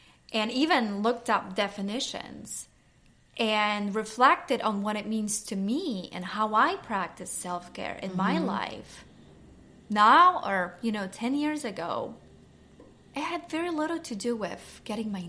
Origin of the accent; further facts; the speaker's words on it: Poland; moved away; I grew up in Poland, and in my home, Sunday was the self-care Sunday.